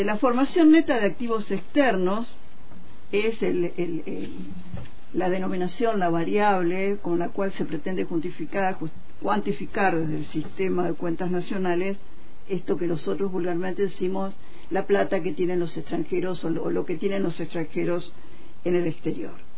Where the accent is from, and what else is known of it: Argentina